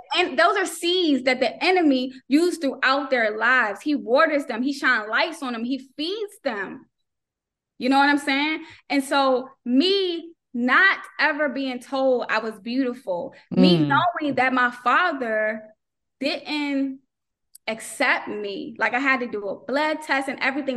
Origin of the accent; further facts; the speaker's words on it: North Carolina, United States; moved away; also born or lived in Maryland; I'm originally from North Carolina. We moved to Maryland, but then when we moved to Maryland, we didn't go to church like we did back home.